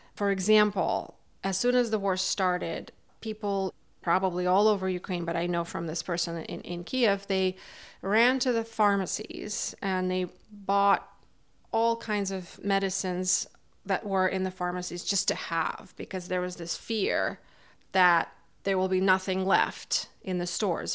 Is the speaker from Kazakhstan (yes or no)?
yes; Kazakhstan; also born or lived in Almaty, Kazakhstan; now in Montague, United States; Originally, I am from Kazakhstan. That's where I was born and raised